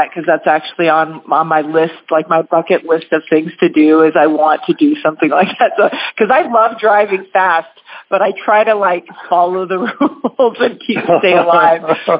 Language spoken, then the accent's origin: English; Spanaway, Washington, United States; Oh, well, I grew up over in the Spanaway area, kind of Spanaway-Tacoma area. My dad was in the military, and so he was stationed over there.